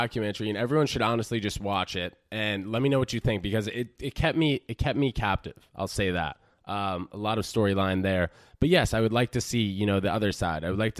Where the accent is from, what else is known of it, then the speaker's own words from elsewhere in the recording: New York, United States; also born or lived in New Jersey; I was born there. I grew up in New Jersey for 6 weeks before I moved to New York, before I hopped over the pond, I suppose.